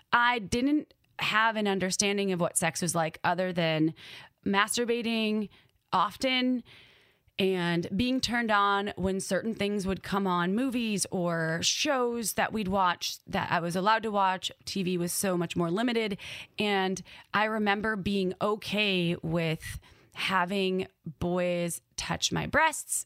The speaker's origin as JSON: {"language": "English", "region": "Wisconsin", "country": "United States", "tie": "born or raised there", "accent": "Midwest", "said": "my upbringing growing up in Wisconsin"}